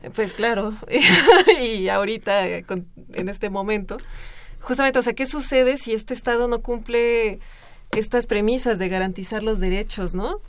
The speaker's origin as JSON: {"language": "Spanish", "country": "Mexico", "said": "nosotros como mexicanos"}